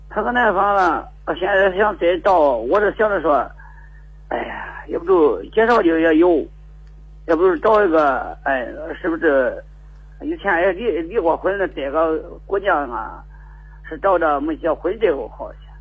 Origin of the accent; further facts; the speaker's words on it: Zhenping, Henan, China; 我是真平人